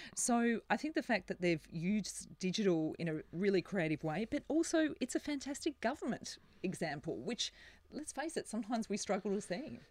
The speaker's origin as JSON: {"language": "English", "town": "Melbourne", "region": "Victoria", "country": "Australia", "said": "we're from Melbourne. We've got fantastic cult, uh, coffee culture here"}